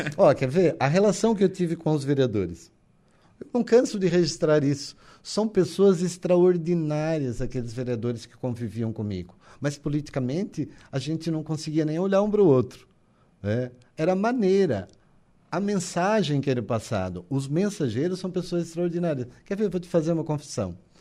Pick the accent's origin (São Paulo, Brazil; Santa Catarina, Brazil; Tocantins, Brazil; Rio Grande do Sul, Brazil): Santa Catarina, Brazil; Maracajá; also born or lived in Criciúma; Eu nasci na comunidade de São Jorge.